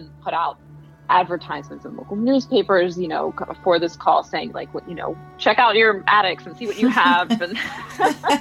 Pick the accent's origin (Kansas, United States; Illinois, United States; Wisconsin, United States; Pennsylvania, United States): Pennsylvania, United States; Chadds Ford, Delaware County; I grew up in the area. I grew up in Chatsford, actually, in Delaware County